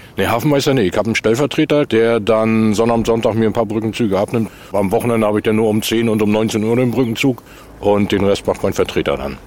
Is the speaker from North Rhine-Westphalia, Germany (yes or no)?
no; Ueckermünde, Mecklenburg-Vorpommern, Germany; als Junge, ich bin hier in Neckarmünde geboren